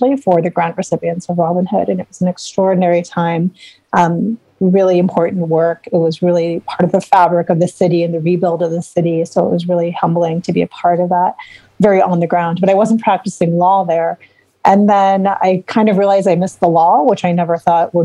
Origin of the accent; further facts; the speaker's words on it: Chicago, Illinois, United States; We're both from Chicago